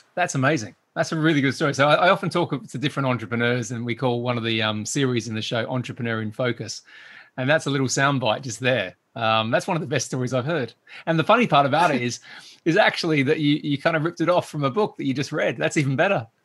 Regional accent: Australia; accent: Australian; my, my accent, David, right, gets very Australian when I speak to another Australian

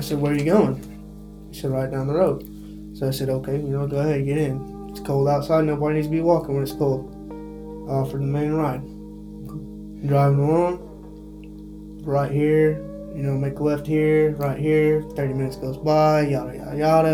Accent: Eldorado, Illinois, United States; I grew up in El Dorado

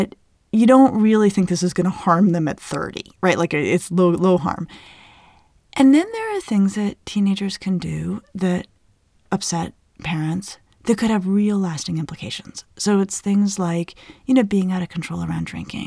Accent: Colorado, United States; I grew up in Colorado in the Southwest.

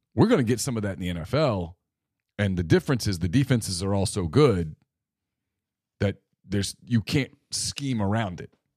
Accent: Louisiana, United States; I grew up in Louisiana.

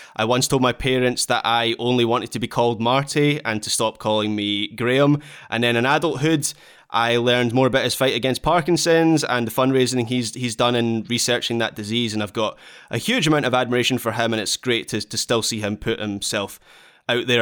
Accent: Dunblane, Scotland, United Kingdom; now in Glasgow, United Kingdom; my absolute sporting hero from my hometown

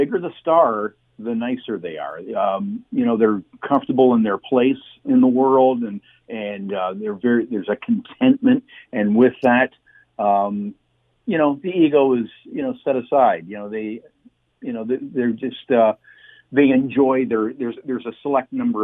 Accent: Canada; I was from Canada

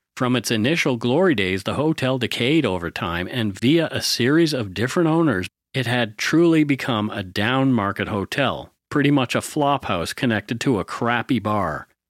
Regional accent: Bridgewater, Nova Scotia, Canada; that's what my hometown was like, too. Bridgewater

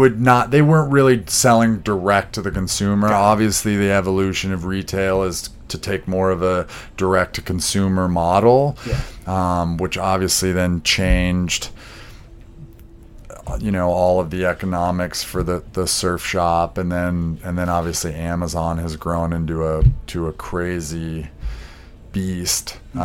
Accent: Montana, United States; And so I was raised actually in Montana.

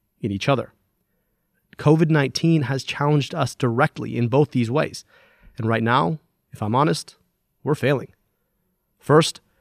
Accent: Michigan, United States; from my home state of Michigan

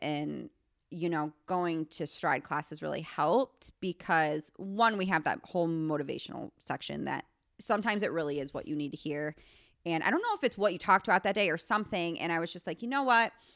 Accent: New York, United States; moved away; I am actually from New York

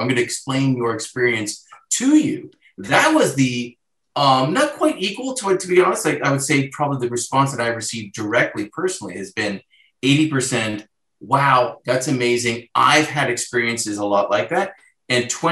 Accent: Southern Ontario, Canada; now in Toronto, Canada; born and raised in Southern Ontario in a small town

